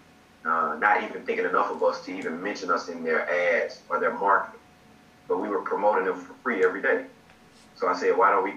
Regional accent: Georgia, United States; moved away as an adult; now in Virginia, United States; I'm actually from Georgia

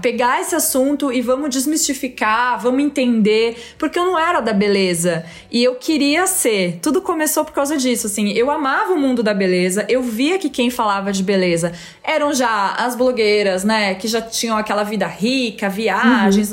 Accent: Araraquara, São Paulo, Brazil; moved away as an adult; now in São Paulo, Brazil; Eu vim de Araraquara

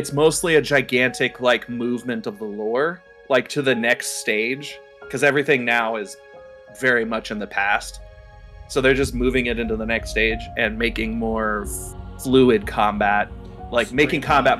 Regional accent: the South, United States; because a lot of us grew up with the boys don't cry attitude, especially if we're from the South.

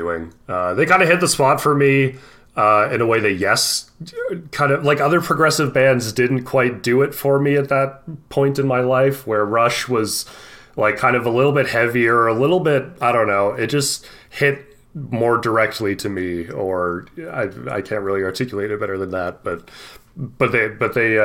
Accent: Canada; we are Canadian men

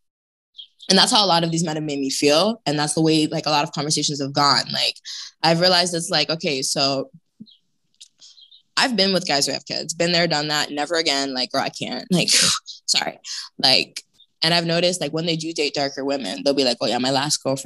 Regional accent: Toronto, Ontario, Canada; I grew up in Toronto

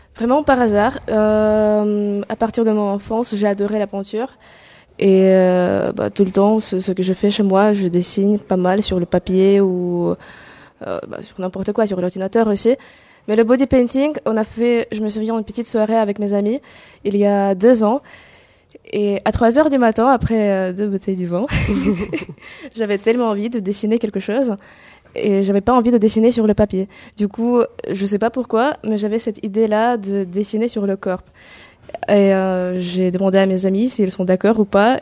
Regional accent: Kazakhstan; French is a second language; moved away as an adult; now in France; je suis une étrangère, je viens de Kazakhstan. Et ça fait déjà trois ans et demi que j'habite ici en France et ça fait déjà trois ans et demi que j'apprends français.

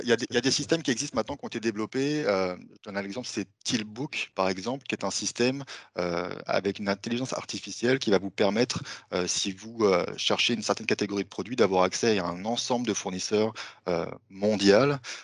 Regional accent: France; accent: French; moved away as an adult; now in Montreal, Canada; vous allez voir que j'ai un petit accent français. Ça fait maintenant dix ans que je vis à Montréal

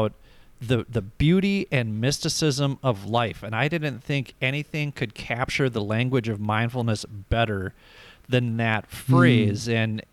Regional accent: Minnesota, United States; also born or lived in Rochester, Minnesota; I'm from Minnesota, so you're within a mile of a lake wherever you go.

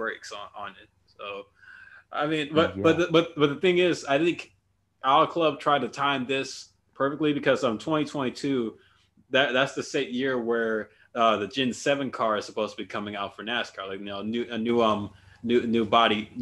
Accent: California, United States; my home state of California

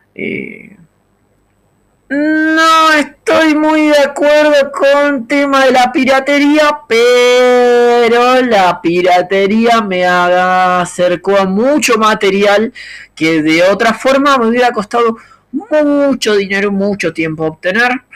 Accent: Argentina; soy argentino

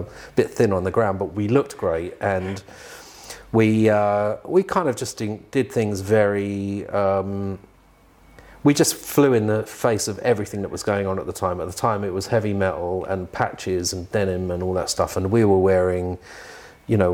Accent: London, United Kingdom; also born or lived in Hoxton, London; I was born in the Mother's Hospital in Hoxton. And within 3 months, we moved to that place in Swiss Cottage.

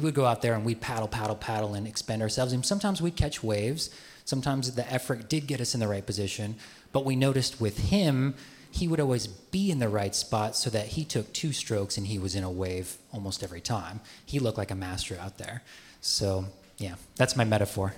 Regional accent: Midwest, United States; moved away; I grew up in the Midwest.

